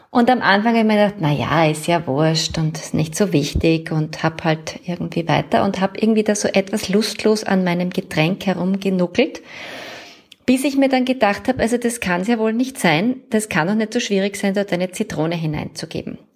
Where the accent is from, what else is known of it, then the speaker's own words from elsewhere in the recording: Vienna, Austria; Ich werde weißer Spritzer sagen, weil ich komme ja aus Wien.